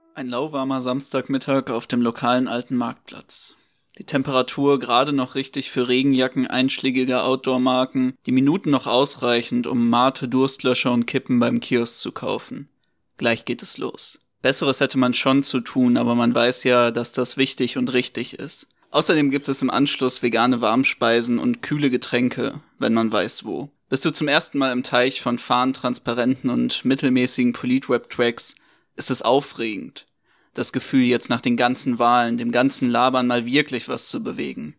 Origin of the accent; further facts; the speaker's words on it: Bochum, North Rhine-Westphalia, Germany; Ich bin ja in Bochum zur Schule gegangen